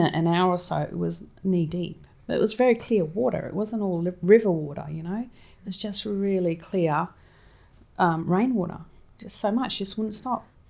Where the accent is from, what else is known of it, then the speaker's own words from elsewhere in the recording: Townsville, Queensland, Australia; moved away as an adult; also born or lived in England / Sydney; I grew up in Townsville, um, and we always had property over in, um, Harvey's Range